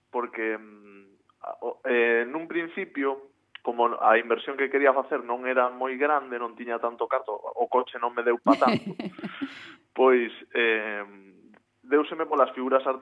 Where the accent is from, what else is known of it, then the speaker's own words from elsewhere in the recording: Sanxenxo, Galicia, Spain; also born or lived in Santiago de Compostela; eu vivía en Santiago e, e eu son de Sanxenxo